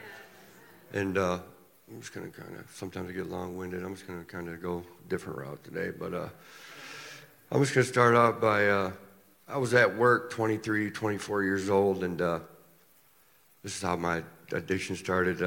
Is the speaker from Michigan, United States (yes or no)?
yes; Ionia, Michigan, United States; I'm from Ione, Michigan